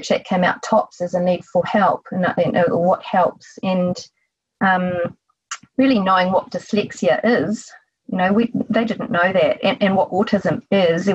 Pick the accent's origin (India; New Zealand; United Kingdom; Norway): New Zealand; accent: Kiwi; from my accent, you know that I'm a Kiwi from New Zealand.